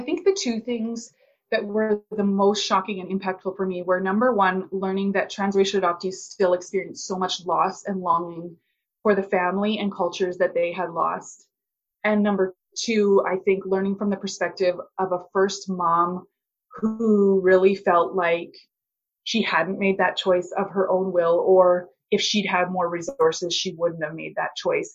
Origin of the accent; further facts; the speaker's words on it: Canada; also born or lived in Alberta; I'm a Canadian. I live in Alberta